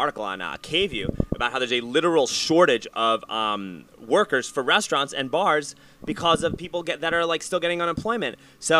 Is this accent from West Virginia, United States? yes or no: no; New York City, New York, United States; I grew up in New York City.